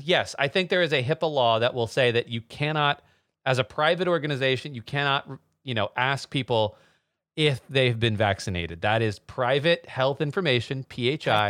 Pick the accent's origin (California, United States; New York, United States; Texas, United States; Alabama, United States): Texas, United States; moved away; I'm from Texas originally